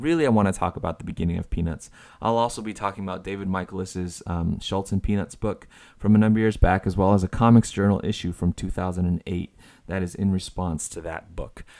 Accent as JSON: {"language": "English", "country": "Taiwan", "tie": "born or raised there", "moved": "yes", "said": "As a kid growing up in Taiwan"}